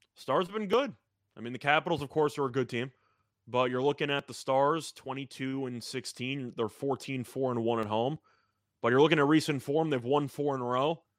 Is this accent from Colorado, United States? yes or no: no; New York, United States; speaking as a New Yorker